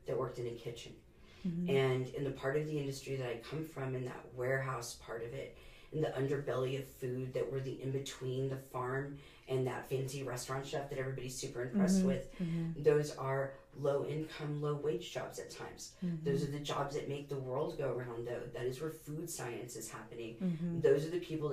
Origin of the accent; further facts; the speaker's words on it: San Antonio, Texas, United States; I am actually a 4th generation San Antonian